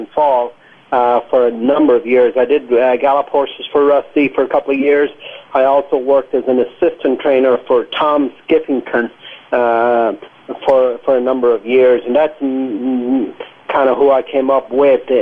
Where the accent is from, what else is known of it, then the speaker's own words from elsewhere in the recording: Ireland; moved away as an adult; also born or lived in Lexington, Kentucky; now in United States; I grew up with horses in Ireland, and we always had horses at our farm in Ireland